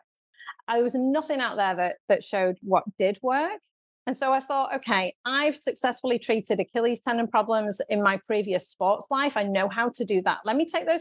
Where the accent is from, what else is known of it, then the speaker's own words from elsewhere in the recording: United Kingdom; moved away as an adult; now in Southern California, United States; you can probably tell from my accent that I am from the UK